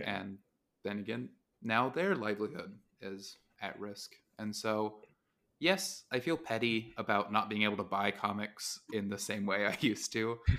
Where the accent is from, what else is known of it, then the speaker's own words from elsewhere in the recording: Utah, United States; growing up in Utah, it's a similar place to Texas